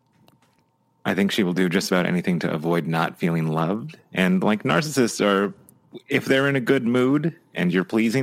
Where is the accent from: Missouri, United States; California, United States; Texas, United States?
California, United States; now in Oregon, United States; when we first moved down to California, the 94 earthquake happened and I was about 10